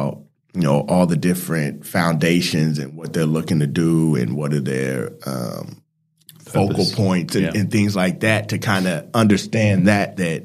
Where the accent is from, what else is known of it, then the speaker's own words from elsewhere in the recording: Salt Lake City, Utah, United States; moved away as an adult; also born or lived in Phoenix, Arizona / Dallas, Texas; now in Melbourne, Australia; So I grew up in Salt Lake City, Utah. I was born in Phoenix, Arizona. I lived in Dallas for about 7 years